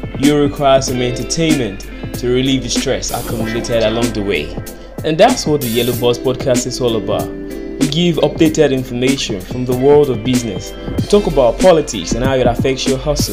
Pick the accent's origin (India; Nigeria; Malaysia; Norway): Nigeria; Being a Nigerian